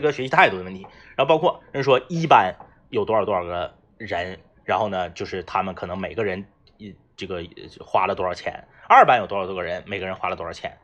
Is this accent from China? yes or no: yes; Changchun, Jilin, China; 而是说作为东北人，我接受不了那个味道